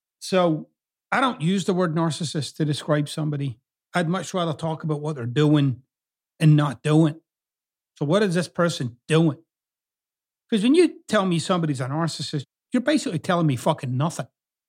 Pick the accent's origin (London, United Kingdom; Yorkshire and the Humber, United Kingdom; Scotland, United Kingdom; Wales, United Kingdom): Scotland, United Kingdom; now in United States; you'll notice I've kind of got two accents. I'm originally from Scotland, but I've lived here in the US for 27 years now, or approaching 27 years.